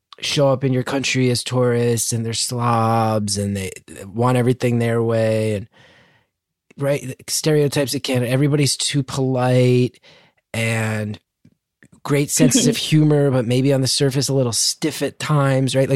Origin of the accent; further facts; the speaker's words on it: United States; I'm American